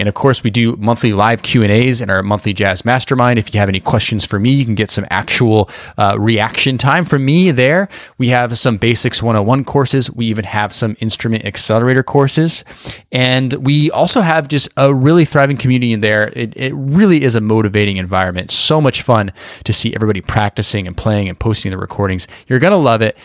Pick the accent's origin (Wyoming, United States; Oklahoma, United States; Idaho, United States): Idaho, United States; Boise; moved away; also born or lived in New York City; I grew up in Boise, Idaho